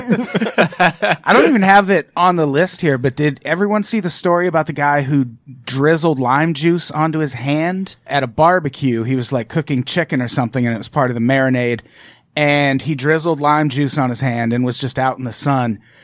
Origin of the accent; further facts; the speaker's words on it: Peoria, Illinois, United States; I grew up in Peoria, Illinois